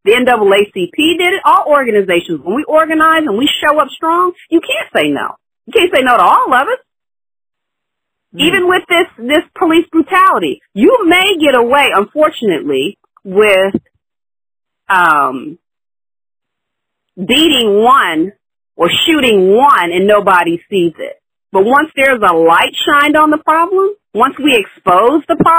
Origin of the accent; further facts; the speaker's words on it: the South, United States; also born or lived in Long Island, New York / Dallas; now in San Francisco Bay Area, United States; I grew up in the South